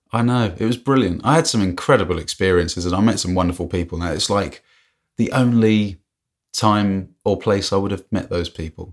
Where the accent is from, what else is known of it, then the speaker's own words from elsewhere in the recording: England, United Kingdom; I'm obviously English.